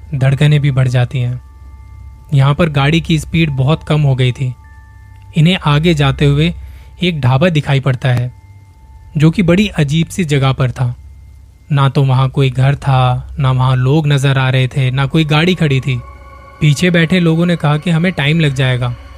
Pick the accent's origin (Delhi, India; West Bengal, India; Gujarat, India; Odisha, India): Delhi, India; मैं खुद दिल्ली से हूँ